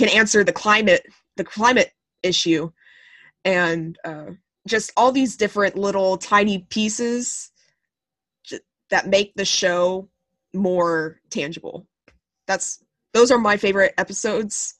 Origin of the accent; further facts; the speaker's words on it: Texas, United States; I am from Texas.